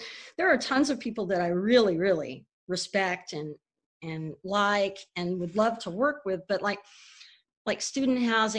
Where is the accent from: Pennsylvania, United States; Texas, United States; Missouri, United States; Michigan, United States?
Texas, United States; Houston; also born or lived in Dallas, United States / North Carolina, United States; So, I mean, I grew up in Texas.